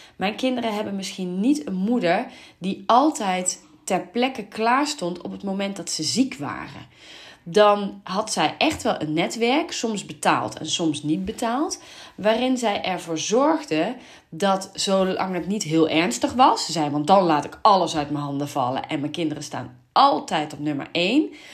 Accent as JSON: {"language": "Dutch", "town": "Venlo", "region": "Limburg", "country": "Netherlands", "moved": "yes", "said": "ik kom uit Venlo"}